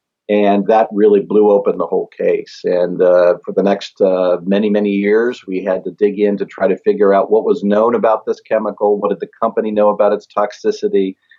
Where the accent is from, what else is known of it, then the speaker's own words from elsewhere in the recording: Parkersburg, West Virginia, United States; So this is kind of what I viewed as my hometown. Because my dad was in the military. We moved around a lot, but we always went back to Parkersburg.